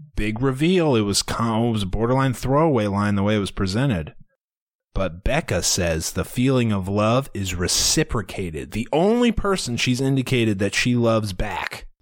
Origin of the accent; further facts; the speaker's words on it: Iowa, United States; we're from Iowa